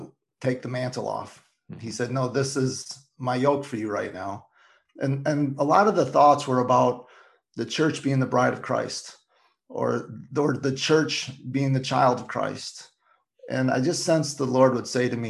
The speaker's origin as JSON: {"language": "English", "region": "Michigan", "country": "United States", "tie": "born or raised there", "moved": "yes", "said": "my hometown of Michigan"}